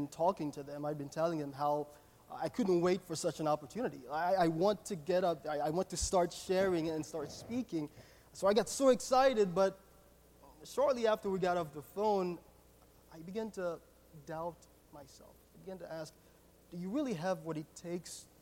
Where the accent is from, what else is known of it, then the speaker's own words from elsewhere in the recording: Haiti; moved away; I was born and raised in Haiti. I grew up in a loving Christian family in Haiti.